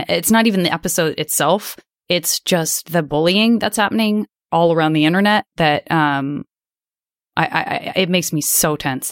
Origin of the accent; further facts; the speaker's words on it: Arizona, United States; I'm from Arizona